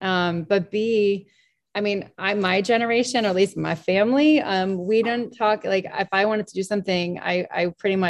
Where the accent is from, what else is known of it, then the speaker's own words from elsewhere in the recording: Dover, New Hampshire, United States; also born or lived in Pennsylvania / Connecticut / Rhode Island; now in New Hampshire, United States; I grew up junior high and high school about 2 hours east of here, down over in Dover, New Hampshire